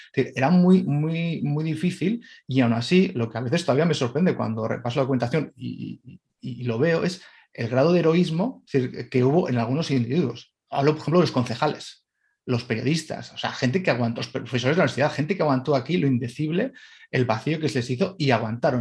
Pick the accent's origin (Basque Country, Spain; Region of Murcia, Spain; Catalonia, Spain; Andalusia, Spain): Basque Country, Spain; Bilbao; also born or lived in Madrid; de, de, chaval ver manifestaciones eh, pacifistas en, el País Vasco, ¿no? en, mi, ciudad, en Bilbao